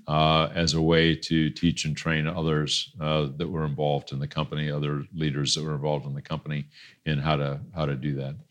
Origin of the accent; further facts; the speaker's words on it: Des Moines, Iowa, United States; moved away as an adult; also born or lived in Cleveland / Boston / California; born and raised in Des Moines